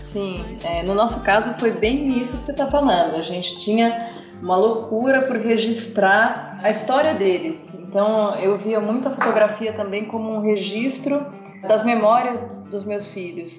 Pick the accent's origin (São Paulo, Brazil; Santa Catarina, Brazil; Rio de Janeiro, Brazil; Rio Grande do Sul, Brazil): São Paulo, Brazil; nós somos de São Paulo